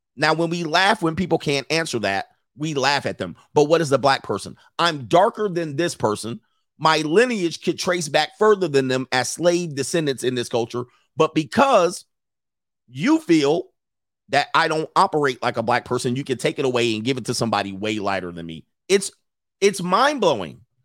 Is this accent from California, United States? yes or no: yes; Southern California, United States; I did grow up in Southern California primarily